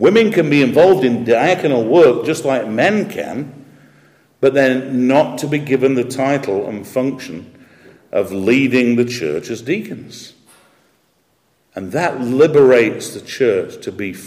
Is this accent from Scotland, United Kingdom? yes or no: no; Yorkshire and the Humber, United Kingdom; I'm a Yorkshireman